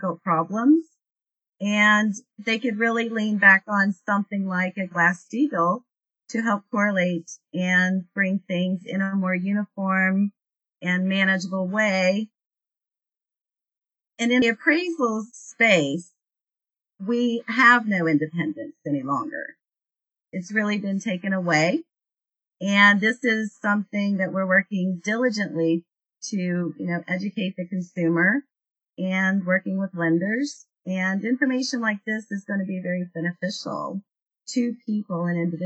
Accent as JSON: {"language": "English", "region": "West Virginia", "country": "United States", "tie": "born or raised there", "said": "working in my hometown"}